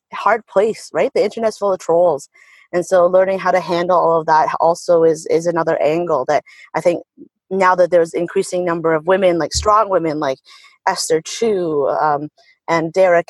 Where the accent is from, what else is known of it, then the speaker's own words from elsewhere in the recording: Canada; as a Canadian